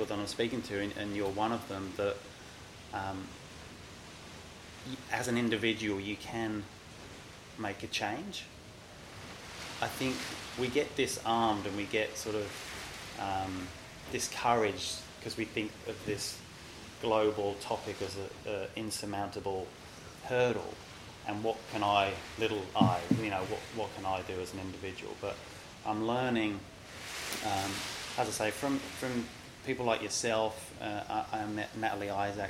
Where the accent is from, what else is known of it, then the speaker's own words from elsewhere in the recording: London, United Kingdom; moved away; I grew up in London. My mum and dad ran pubs in and around London for 40 years